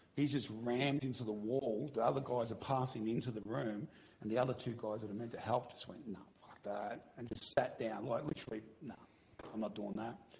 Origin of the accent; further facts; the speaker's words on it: Victoria, Australia; moved away; I'm from Victoria originally.